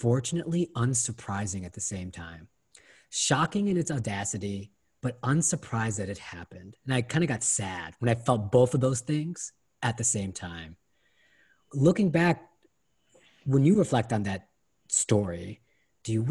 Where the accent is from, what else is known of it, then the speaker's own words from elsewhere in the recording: Ohio, United States; I'm from Ohio